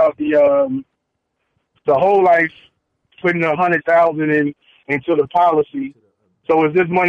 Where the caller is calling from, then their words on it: Chicago, Illinois, United States; from Chicago.